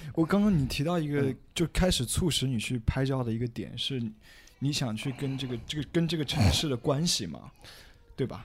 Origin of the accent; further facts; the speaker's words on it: Hefei, Anhui, China; moved away; also born or lived in Hong Kong; 我作为合肥人